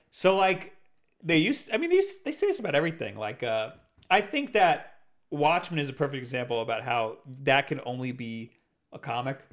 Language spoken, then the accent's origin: English; East Coast, United States; we're from the West, uh, the East Coast